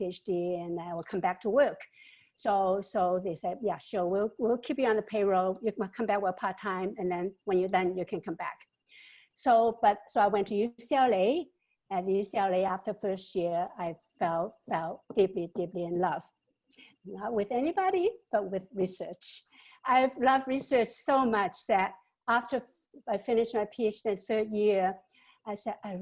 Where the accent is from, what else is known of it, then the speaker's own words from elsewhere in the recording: Hong Kong; moved away; also born or lived in Shanghai, China / California, United States; I grew up both in Hong Kong and Shanghai with uneducated parents and in poverty